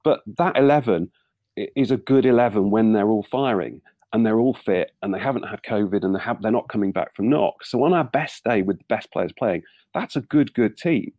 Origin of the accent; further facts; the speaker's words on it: Nottingham, East Midlands, United Kingdom; I grew up in Nottingham in uh, in the era of Brian Clough's all conquering Nottingham Forest as a Southampton fan